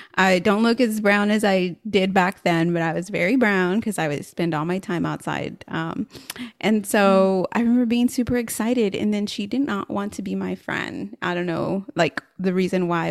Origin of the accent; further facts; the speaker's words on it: San Antonio, Texas, United States; growing up in San Antonio, of course, Latinos are the majority